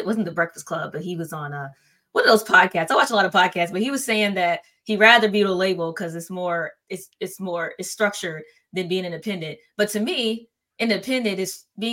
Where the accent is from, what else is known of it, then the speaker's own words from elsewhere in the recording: Atlanta, Georgia, United States; I was born in Arnsville, Atlanta